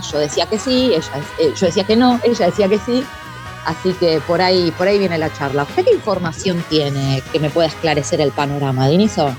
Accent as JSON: {"language": "Spanish", "town": "Quilmes", "region": "Buenos Aires Province", "country": "Argentina", "said": "yo soy de provincia, zona sur, Quilmes"}